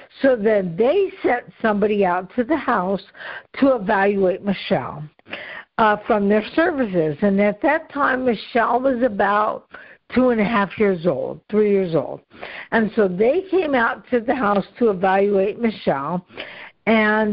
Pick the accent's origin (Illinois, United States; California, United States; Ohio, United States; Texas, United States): Ohio, United States; was in my home state, was in Cincinnati at that time.